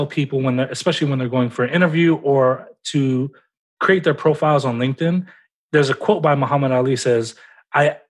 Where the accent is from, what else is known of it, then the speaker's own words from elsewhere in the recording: Memphis, Tennessee, United States; I'm from Memphis, Tennessee